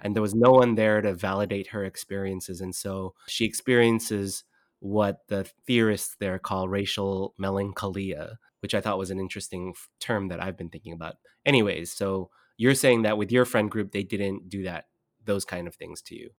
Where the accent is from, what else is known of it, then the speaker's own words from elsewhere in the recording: Southern California, United States; I grew up in Southern California